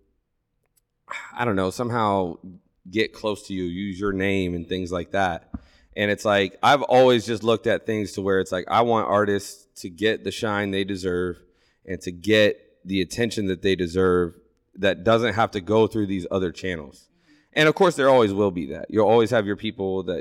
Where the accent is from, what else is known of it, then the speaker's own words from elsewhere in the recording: Lancaster, Ohio, United States; I came from a small town. I'm from Lancaster.